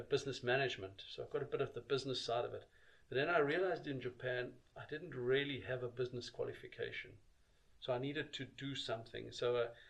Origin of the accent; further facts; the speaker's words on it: South Africa; moved away as an adult; I grew up in South Africa